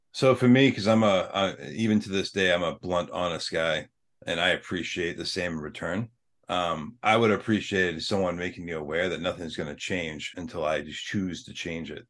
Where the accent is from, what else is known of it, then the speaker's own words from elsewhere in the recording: Ireland; we're both Irish